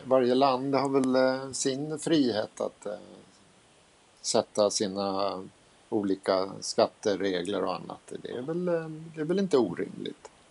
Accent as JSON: {"language": "Swedish", "country": "Sweden", "said": "vi var från Sverige"}